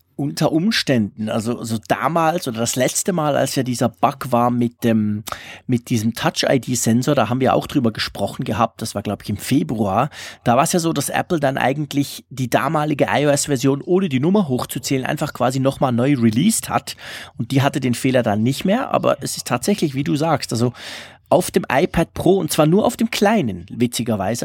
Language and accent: German; Switzerland; also born or lived in Zurich; als Schweizer